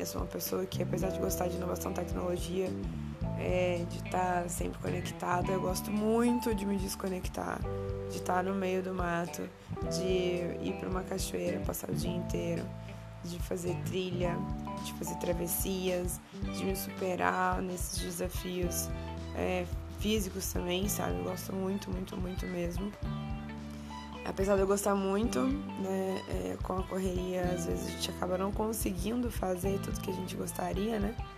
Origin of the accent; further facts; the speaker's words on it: Valença, Rio de Janeiro, Brazil; eu sou de Valença, que não é Vassouras. Valença é uma cidade que fica no interior do estado do Rio de Janeiro